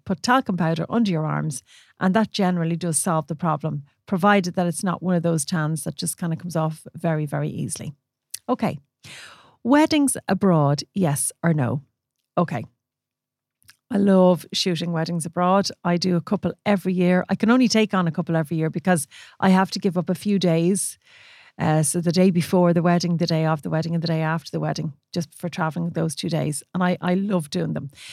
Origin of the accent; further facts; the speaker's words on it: Ireland; we're Irish